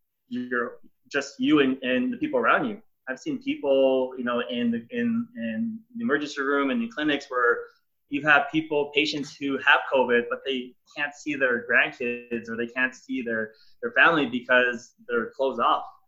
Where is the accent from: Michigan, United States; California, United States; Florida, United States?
California, United States; Los Angeles; I grew up in downtown LA, like close to Staples Center